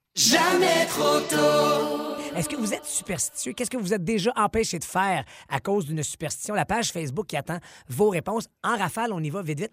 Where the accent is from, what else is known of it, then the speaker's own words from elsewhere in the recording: Outaouais, Quebec, Canada; je suis de l'Outaouais